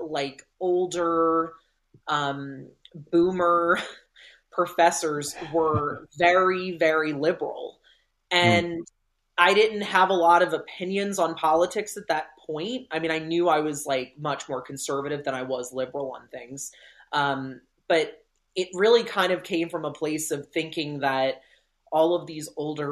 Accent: Deep South, United States; I'm from the Deep South, so it's, you know, it's, conservatism is just kind of like in the water here.

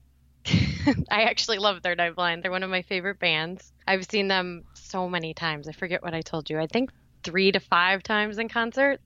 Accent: Indiana, United States; now in Frankfort, Illinois, United States; So I'm originally from Indiana, but I now live in Frankfort, Illinois

